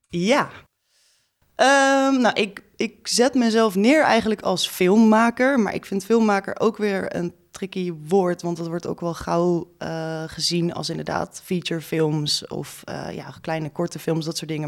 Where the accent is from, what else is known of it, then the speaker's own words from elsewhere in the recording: Groningen, Netherlands; now in Amsterdam, Netherlands; Ik kom uit Groningen oorspronkelijk